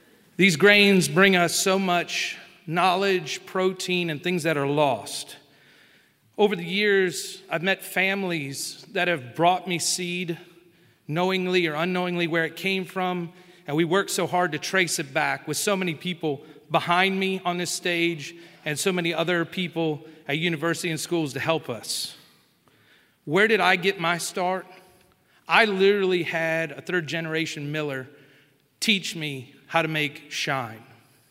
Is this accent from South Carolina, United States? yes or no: yes; upstate South Carolina, United States; also born or lived in Ohio; I live on the coast of South Carolina. I was born in Ohio and spent my whole life in the upstate of South Carolina. Upstate and low country are two different worlds.